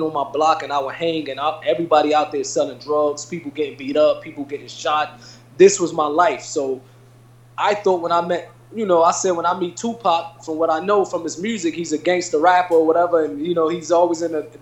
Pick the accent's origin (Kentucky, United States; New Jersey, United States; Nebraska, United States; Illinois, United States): New Jersey, United States; Irvington; a young kid growing up in Irvington, New Jersey